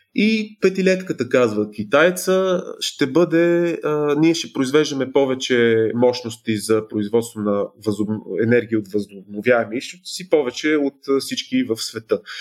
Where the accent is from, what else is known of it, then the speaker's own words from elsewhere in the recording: Bulgaria; като българи сме зависими